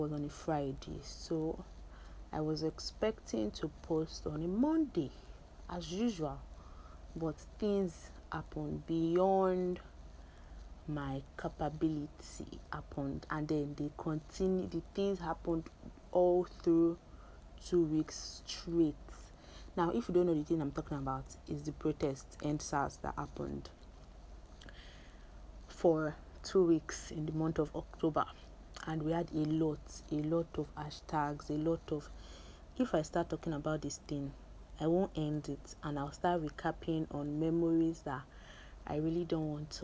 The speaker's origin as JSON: {"language": "English", "country": "Nigeria", "said": "as a Nigerian youth right now"}